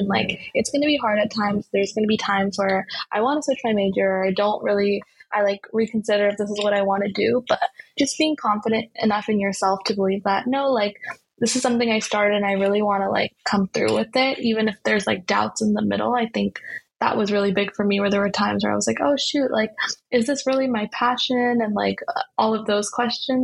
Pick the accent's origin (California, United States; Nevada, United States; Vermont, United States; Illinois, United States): California, United States; the Bay Area; growing up in the Bay